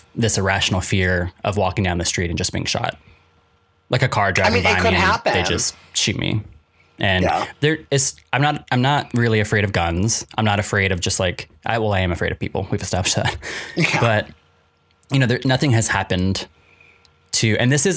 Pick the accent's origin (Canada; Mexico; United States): United States; South Carolina; Growing up in South Carolina